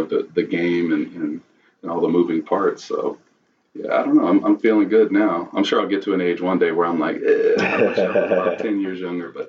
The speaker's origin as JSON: {"language": "English", "town": "Austin", "region": "Texas", "country": "United States", "tie": "born or raised there", "said": "Yes, I grew up in South Austin. Pretty much lived within a 2-mile radius of everywhere that, you know, all my homes in the South were always kind of in the same area and community."}